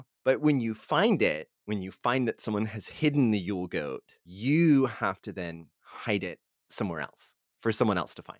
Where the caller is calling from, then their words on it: Texas, United States; you know, I'm recording from Texas and I know this is tamale season.